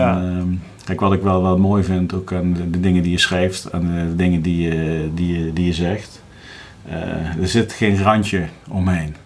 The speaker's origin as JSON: {"language": "Dutch", "town": "Groesbeek", "region": "Gelderland", "country": "Netherlands", "said": "ik kom uit Groesbeek bij Nijmegen vandaan"}